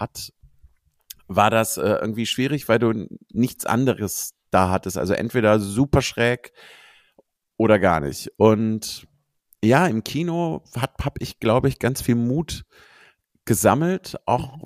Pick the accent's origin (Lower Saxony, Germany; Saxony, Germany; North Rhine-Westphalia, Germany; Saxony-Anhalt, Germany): North Rhine-Westphalia, Germany; Cologne; ich bin eine Kölsche, also ich bin in Köln mhm. geboren